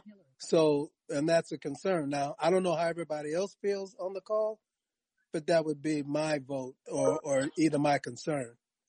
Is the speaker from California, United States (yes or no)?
yes; Bay Area, California, United States; I'm from the Bay Area, and she is too.